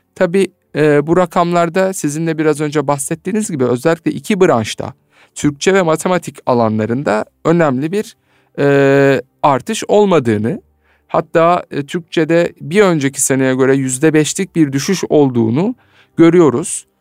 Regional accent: Alanya, Antalya, Turkey; Antalya, Alanya kampı düzenlemiş bulunuyoruz. Evet benim de memleketim

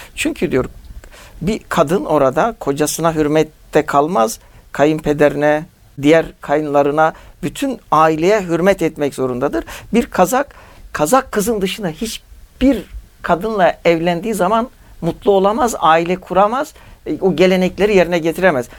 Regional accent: Turkey; Türkiye'de doğmuşuz.

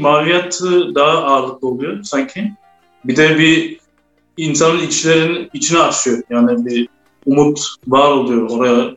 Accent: Germany; Burada Almanya'da doğup büyüdüm.

